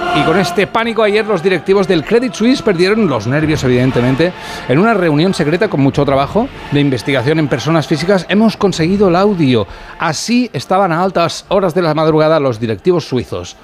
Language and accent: Spanish; Catalonia, Spain; yo que soy catalán y un poco rata